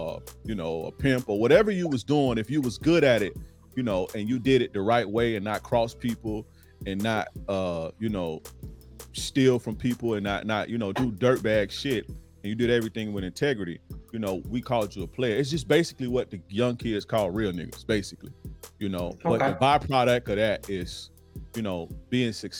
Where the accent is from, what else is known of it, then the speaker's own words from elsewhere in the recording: Tampa, Florida, United States; Born and raised in Tampa, Florida. So I'm from Florida, Florida guy